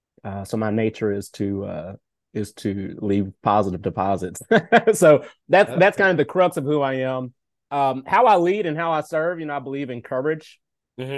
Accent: Nashville, Tennessee, United States; born and raised in Nashville, Tennessee.

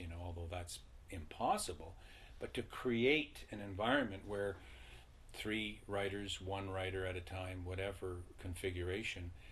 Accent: Ireland; now in Ottawa, Canada; I was raised in Ireland

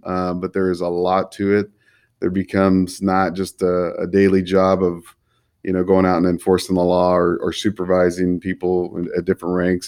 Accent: Fresno, California, United States; I'm born and raised in the Central Valley here in Fresno

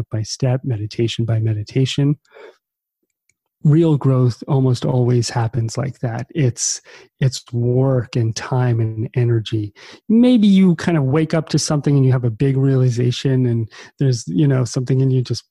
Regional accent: New Jersey, United States; growing up in New Jersey on the East Coast, kind of in the shadow of Manhattan.

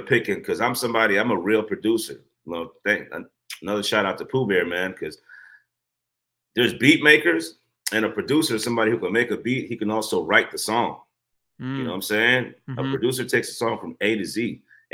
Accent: Guyana; also born or lived in Brooklyn, New York, United States; now in United States; I'm not American. I came from Guyana, South America. So when I first came to America, I moved to Brooklyn.

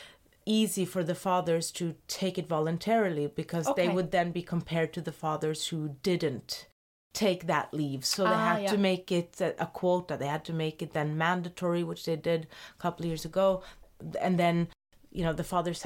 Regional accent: Norway; moved away as an adult; now in Switzerland; I am from Norway. Although I've lived all of my adult life elsewhere.

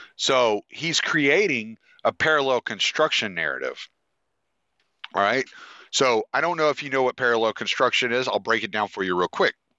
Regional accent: United States; I'm American

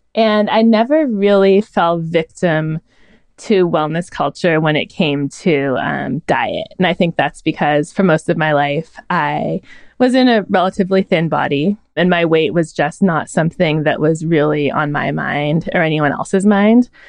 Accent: Northern California, United States; I was raised in Northern California

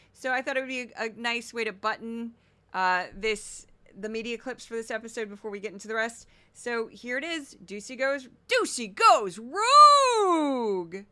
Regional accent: Missouri, United States; I'm really from Missouri and I don't talk like this

